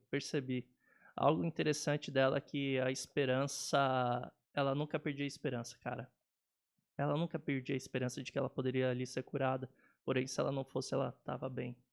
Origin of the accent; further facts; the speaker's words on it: Atibaia, São Paulo, Brazil; Saí de São Paulo, voltei para Atibaia